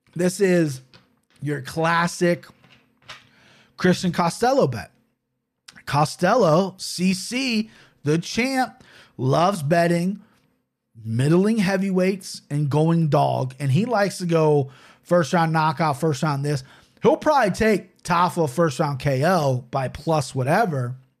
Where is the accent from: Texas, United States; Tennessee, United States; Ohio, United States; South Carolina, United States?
Ohio, United States; Cincinnati; I'm an American from Cincinnati that can't pronounce shit.